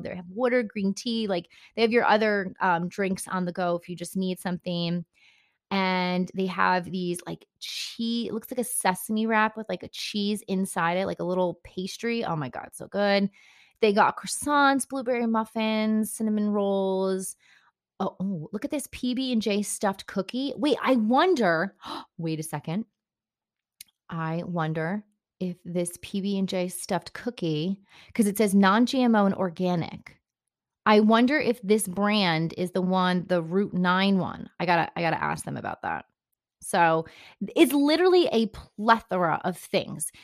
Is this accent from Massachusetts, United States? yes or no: no; Bergen County, New Jersey, United States; I am from Bern County originally